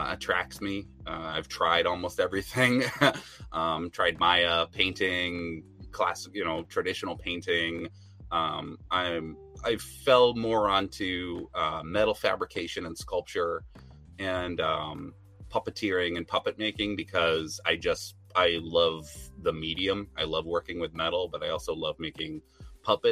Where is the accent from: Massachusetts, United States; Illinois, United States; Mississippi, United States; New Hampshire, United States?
New Hampshire, United States; So I'm from New Hampshire, actually. So there's not a lot of animation and design stuff going on up here